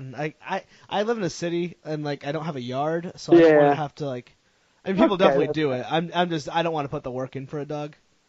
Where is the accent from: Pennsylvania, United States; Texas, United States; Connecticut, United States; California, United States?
Connecticut, United States; moved away; I grew up in Connecticut.